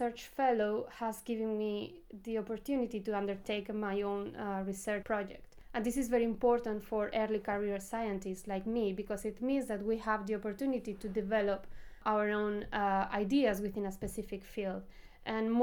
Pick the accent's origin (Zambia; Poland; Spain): Spain; Valencia, Valencian Community; moved away as an adult; now in Oxford, United Kingdom; I grew up in Valencia, a sunny and beautiful place located on the eastern coast of Spain.